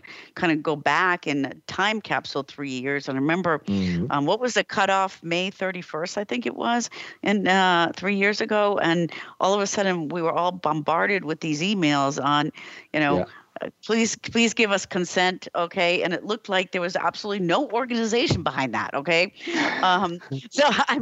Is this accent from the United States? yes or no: yes; United States; now in Europe; I'm an American living in Europe.